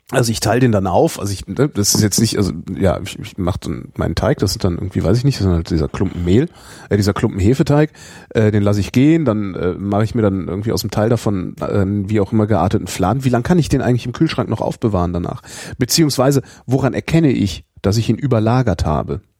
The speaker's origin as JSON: {"language": "German", "town": "Cologne", "region": "North Rhine-Westphalia", "country": "Germany", "said": "Ja, klar, ich gegessen? bin Kölner."}